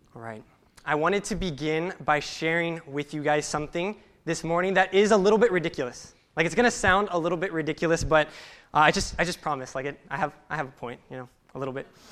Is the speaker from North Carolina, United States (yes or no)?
no; Salinas, California, United States; I grew up in Salinas, California